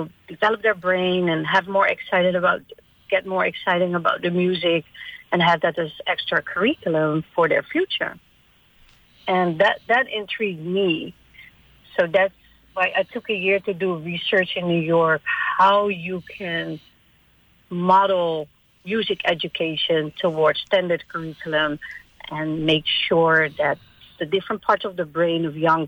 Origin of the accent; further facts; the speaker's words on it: Netherlands; moved away as an adult; also born or lived in Virgin Islands; I'm from the Netherlands